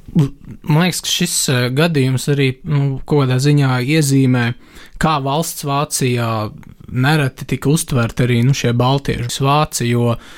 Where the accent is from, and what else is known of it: Latvia